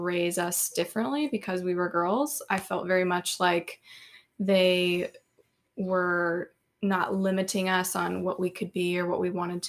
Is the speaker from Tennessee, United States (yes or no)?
yes; Franklin, Tennessee, United States; I am from Franklin, Tennessee, born and raised, grew up kind of in the same house from the time I was born to the time